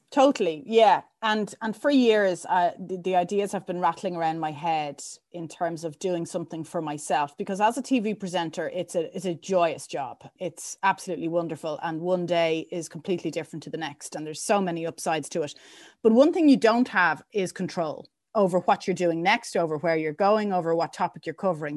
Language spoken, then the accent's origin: English; Dublin, Leinster, Ireland; I grew up in Temple Oak